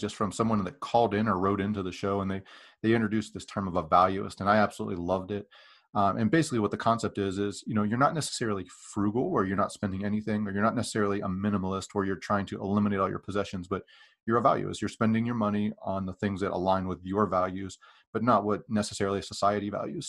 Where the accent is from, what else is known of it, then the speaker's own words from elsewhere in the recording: Western Pennsylvania, United States; moved away; I grew up in Western Pennsylvania